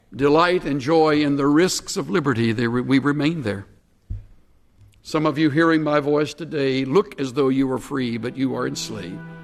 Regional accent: United States; As an American

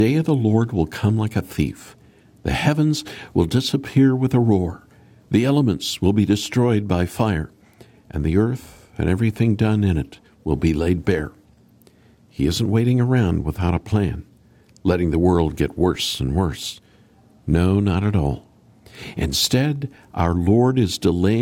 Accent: Oklahoma, United States; I grew up in Oklahoma

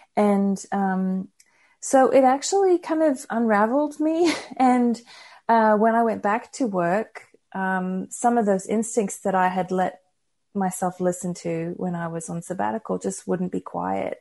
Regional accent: Brisbane, Queensland, Australia; born or raised there; moved away as an adult; also born or lived in United States

